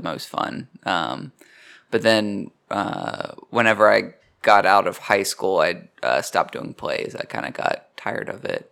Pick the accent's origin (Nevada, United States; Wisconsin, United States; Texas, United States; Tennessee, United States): Tennessee, United States; Kingsport; moved away as an adult; also born or lived in Knoxville, Tennessee; I'm from Kingsport, Tennessee, which is even smaller.